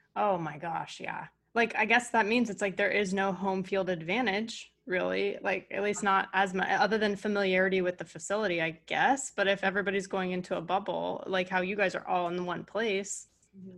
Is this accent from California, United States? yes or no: yes; California, United States; moved away; also born or lived in Connecticut; I'm a California girl and I moved to Connecticut